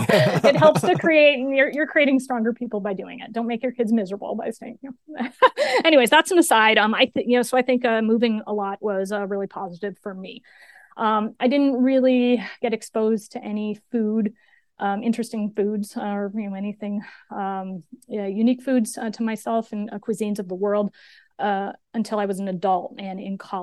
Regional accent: New York, United States; also born or lived in Pennsylvania; I grew up on the East Coast of the U.S. and moved around a lot to different places, mostly in rural upstate New York and Pennsylvania.

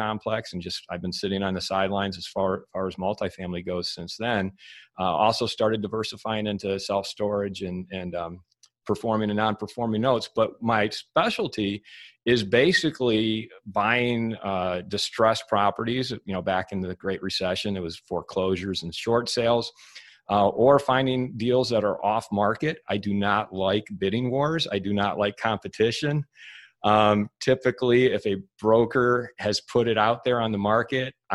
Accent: Michigan, United States; moved away as an adult; also born or lived in Santa Monica, California; I moved back to Michigan, because I'm from Michigan originally

